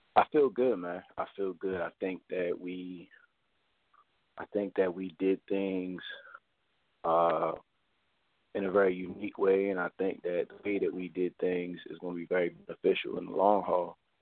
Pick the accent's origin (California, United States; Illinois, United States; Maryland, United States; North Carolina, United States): Maryland, United States; Baltimore; I'm from Baltimore, Maryland. Um, I grew up in Baltimore